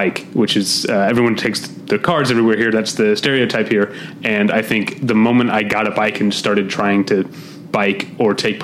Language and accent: English; St. Louis, Missouri, United States; moved away as an adult; also born or lived in Chicago; now in Los Angeles, United States; I'm from St. Louis, went to college in Chicago, there for 4 years, and been out here about 12 years